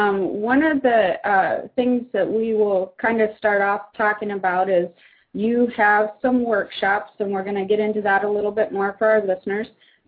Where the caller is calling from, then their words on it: Kailua, Hawaii, United States; calling, or I'm from Kailua, Hawaii, on Oahu here.